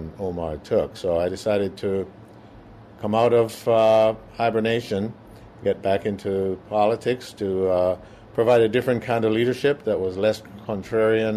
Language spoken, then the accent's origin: English; Jamaica; moved away as an adult; now in Minneapolis, United States; I am originally from Jamaica.